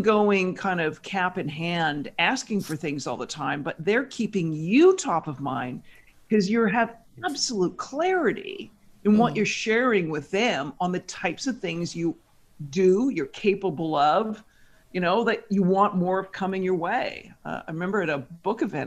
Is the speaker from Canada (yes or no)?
yes; Victoria, British Columbia, Canada; moved away as an adult; also born or lived in Toronto, Canada; now in New York, United States; I grew up in Victoria, British Columbia, Canada